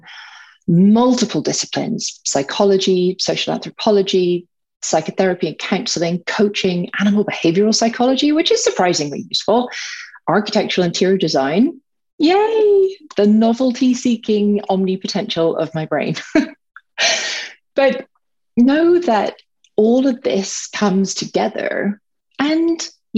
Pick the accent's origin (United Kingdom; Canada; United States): United Kingdom; Northern Ireland; grew up in Northern Ireland, surrounded by guns and bombs